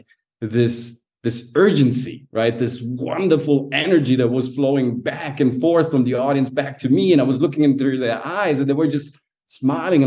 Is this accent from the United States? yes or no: no; Germany; also born or lived in Sicily, Italy; My parents back then, they moved from Sicily. They immigrated to Germany to make a better living